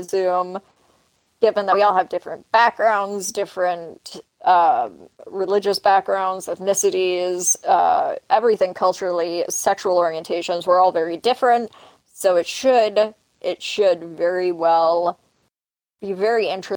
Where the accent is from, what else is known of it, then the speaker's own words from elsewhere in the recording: Canada; I'm Canadian